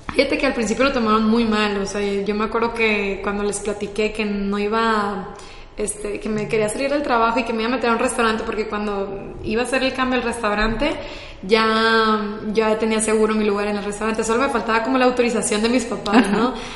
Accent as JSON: {"language": "Spanish", "town": "Culiacán", "region": "Sinaloa", "country": "Mexico", "said": "soy de Culiacán, Sinaloa"}